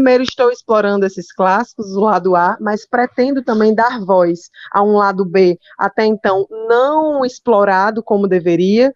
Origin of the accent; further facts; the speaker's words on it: Fortaleza, Ceará, Brazil; eu sou de Fortaleza, né? inclusive sou a única filha nordestina